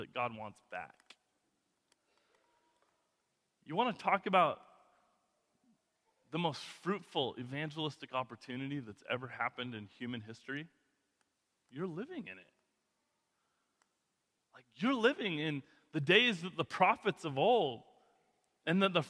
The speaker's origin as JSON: {"language": "English", "area": "Kootenai County", "region": "Idaho", "country": "United States", "tie": "born or raised there", "said": "growing up in Kootenai County, this was always like a lower class community."}